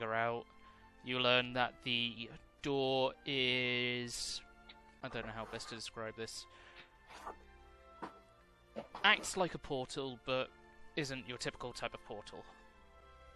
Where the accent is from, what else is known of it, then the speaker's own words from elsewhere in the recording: United Kingdom; we're all British here